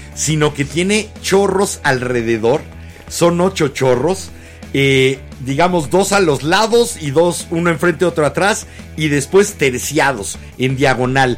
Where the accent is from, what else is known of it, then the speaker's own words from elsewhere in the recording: Mexico City, Mexico; De la H Ciudad de México.